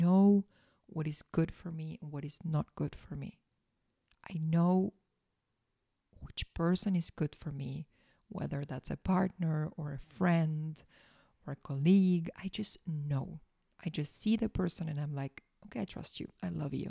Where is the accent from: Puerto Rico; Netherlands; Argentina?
Argentina; I was born in Argentina